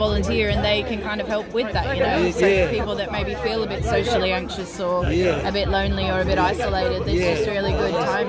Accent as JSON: {"language": "English", "town": "Birmingham", "region": "West Midlands", "country": "United Kingdom", "moved": "yes", "lives_now": "Sydney, Australia", "said": "I am from England. That's right. I'm from Birmingham"}